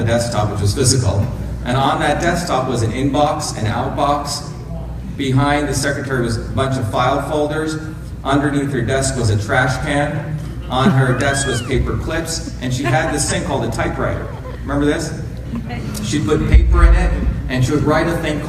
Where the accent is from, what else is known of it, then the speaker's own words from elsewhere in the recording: India; moved away; I grew up in India